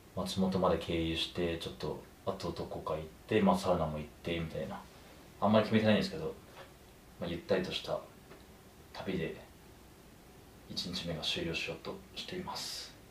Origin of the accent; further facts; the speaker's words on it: Kumamoto, Japan; now in Tokyo, Japan; 熊本の地元の先輩の野田さん